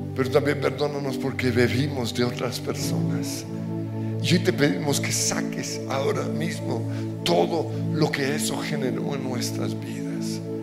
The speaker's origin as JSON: {"language": "Spanish", "country": "Colombia"}